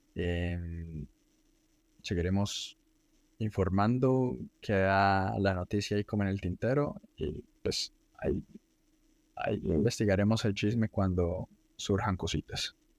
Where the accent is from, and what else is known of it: Colombia